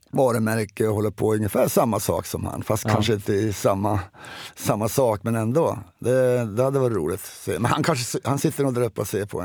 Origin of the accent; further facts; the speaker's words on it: Sweden; Men det är, det är svårt att säga, jag är same också.